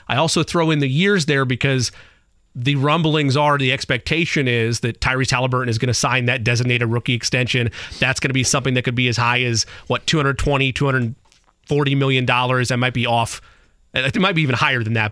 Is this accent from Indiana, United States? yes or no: yes; Indiana, United States; I grew up here in Indiana